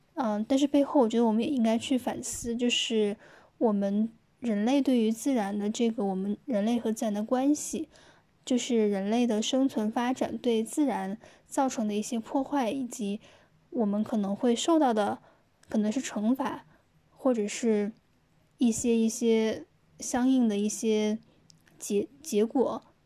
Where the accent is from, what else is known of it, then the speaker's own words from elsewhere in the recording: Wuhan, Hubei, China; moved away as an adult; also born or lived in Jiangsu; 我是一个土生土长的武汉人，现在因为工作的原因呢，呃，不在武汉